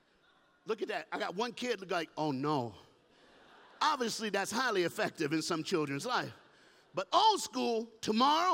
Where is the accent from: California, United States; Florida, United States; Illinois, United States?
Florida, United States; Miami; I'm from Miami, Florida. I'm from the South.